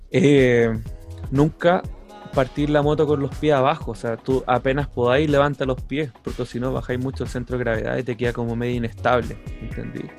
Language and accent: Spanish; Renca, Santiago Metropolitan Region, Chile; now in Ñuñoa, Chile; nací en Renca. Corazón de Renca